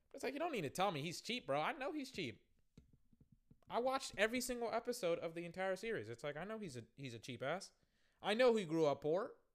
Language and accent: English; the South, United States; I'm from the South. We don't have bodegas.